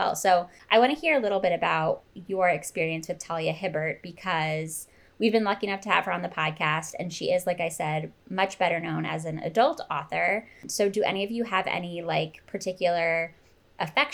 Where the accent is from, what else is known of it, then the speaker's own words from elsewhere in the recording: Pennsylvania, United States; Cait and I went to the same high school years apart, but we come from the same place